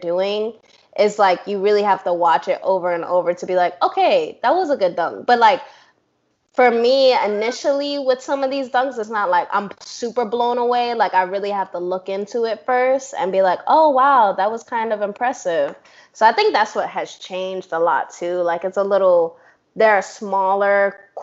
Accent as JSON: {"language": "English", "region": "New York", "country": "United States", "said": "I'm from New York"}